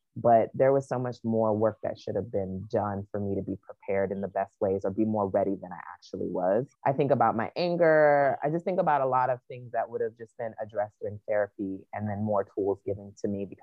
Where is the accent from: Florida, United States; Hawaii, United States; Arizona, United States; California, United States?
Hawaii, United States; also born or lived in Chicago; now in Atlanta, United States; I grew up in Hawaii